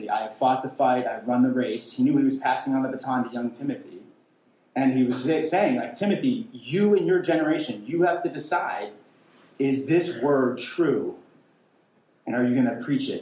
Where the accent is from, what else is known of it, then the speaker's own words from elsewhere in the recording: Western Pennsylvania, United States; where I grew up in Western Pennsylvania